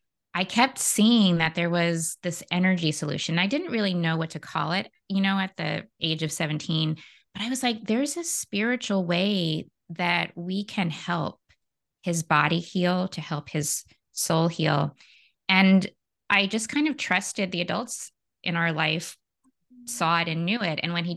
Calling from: San Francisco, California, United States; I am in San Francisco, California, in the States.

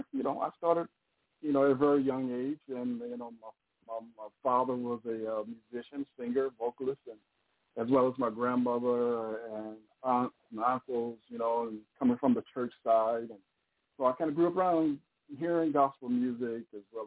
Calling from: Pasadena, California, United States; Well, Pasadena, California.

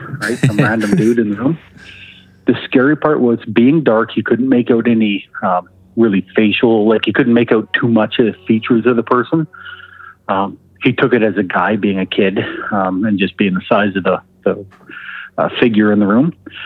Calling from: Alberta, Canada; calling from Alberta.

